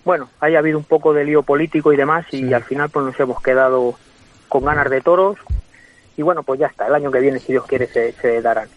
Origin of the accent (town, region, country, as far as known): Guadalajara, Castilla-La Mancha, Spain; now in Madrid, Spain